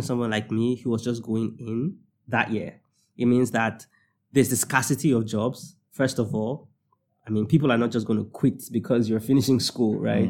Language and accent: English; Nigeria; I'm gonna speak from the Nigerian perspective